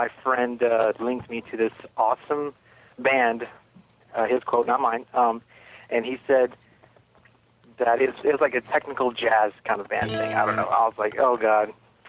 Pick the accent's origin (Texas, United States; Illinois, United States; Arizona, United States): Texas, United States; Austin; I'm from Texas, Austin.